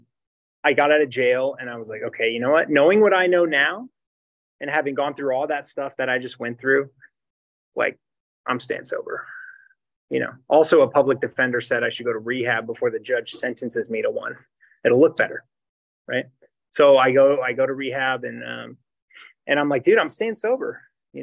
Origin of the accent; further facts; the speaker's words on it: Poway, California, United States; also born or lived in Oceanside, California; I grew up in Poway, and I was born in Oceanside, and I grew up in Poway